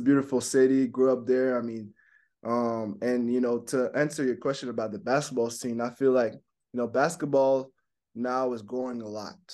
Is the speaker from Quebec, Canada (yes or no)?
yes; Montreal, Quebec, Canada; first language French; English is a second language; moved away; So English is my second language. I mean, French is my first language. You know, grew up in Montreal.